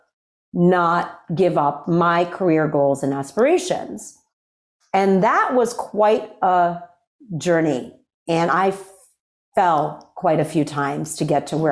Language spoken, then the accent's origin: English; Worcester, Massachusetts, United States; I grew up in Worcester, Massachusetts